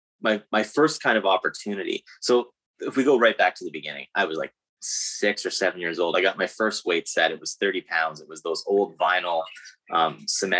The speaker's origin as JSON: {"language": "English", "town": "Guelph", "region": "Ontario", "country": "Canada", "tie": "born or raised there", "said": "I'm from Guelph."}